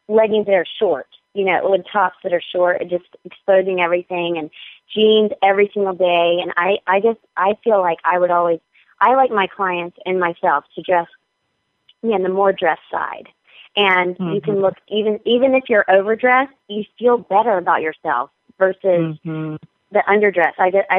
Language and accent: English; North Carolina, United States; I mean, I'm still from North Carolina. I'm still Southern.